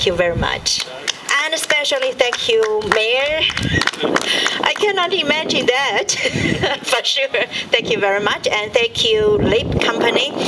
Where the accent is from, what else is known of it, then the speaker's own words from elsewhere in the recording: Nanjing, Jiangsu, China; I'm from big city, and in Nanjing we have a big company in education